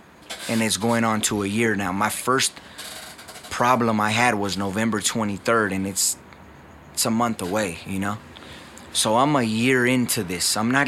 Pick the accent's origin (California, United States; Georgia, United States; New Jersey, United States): California, United States; Covina; My entire life, I grew up in Covina.